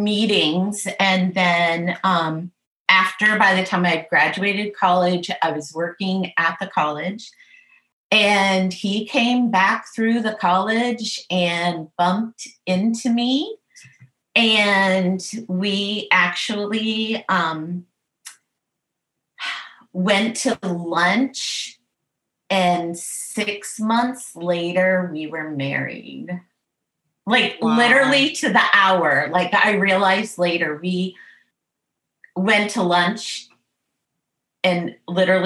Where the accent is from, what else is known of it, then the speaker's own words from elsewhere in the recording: New England, United States; I was from the New England area